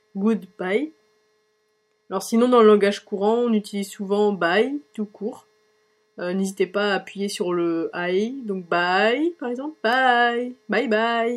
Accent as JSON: {"language": "French", "country": "France", "accent": "French", "moved": "as an adult", "lives_now": "Ireland", "said": "je parle toujours avec mon accent français"}